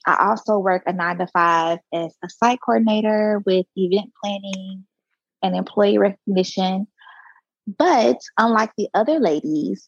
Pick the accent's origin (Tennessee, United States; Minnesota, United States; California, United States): Tennessee, United States; Memphis; moved away as an adult; now in Dallas, United States; I am from Memphis, Tennessee. Been living in Dallas for the past 6 years